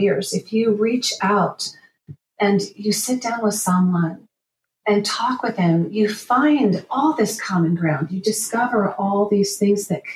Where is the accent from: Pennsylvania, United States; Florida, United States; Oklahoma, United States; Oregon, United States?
Oklahoma, United States; Oklahoma City; moved away; I grew up in Oklahoma City, and I'm planning to go back there